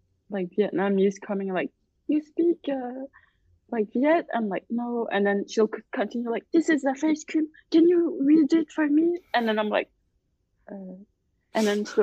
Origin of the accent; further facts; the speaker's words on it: Montreal, Quebec, Canada; I'm born here, ma'am. I'm born here